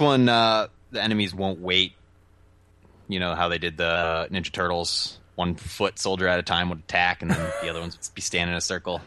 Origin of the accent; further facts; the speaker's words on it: United States; I'm an American